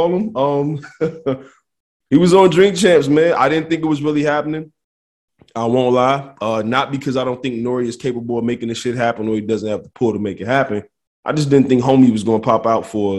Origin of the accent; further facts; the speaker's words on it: Detroit, Michigan, United States; I'm from Detroit